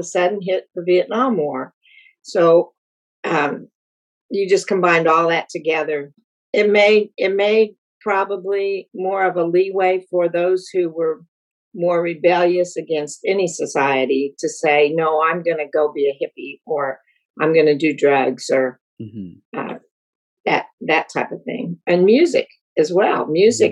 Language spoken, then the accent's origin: English; Colorado, United States; I grew up in Colorado